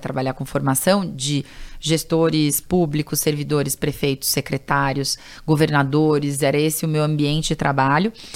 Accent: São Paulo, Brazil; Eu, eu nasci em São Paulo e fui criada em São Paulo

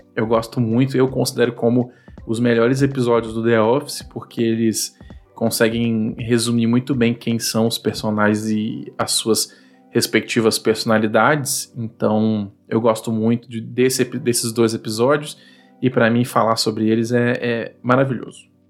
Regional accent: Vitória, Espírito Santo, Brazil; eu sou aqui de Vitória, no Espírito Santo

